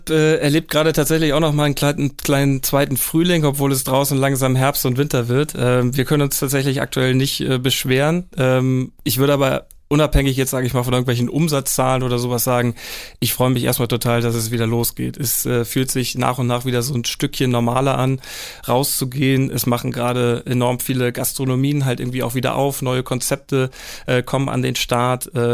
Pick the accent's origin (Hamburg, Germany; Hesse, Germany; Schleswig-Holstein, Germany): Schleswig-Holstein, Germany; Kappeln; dann ist die ganze Region äh, Schlei, Ostsee, da wo ich herkomme aus Kappeln, definitiv eine richtig ähm, schöne Gegend.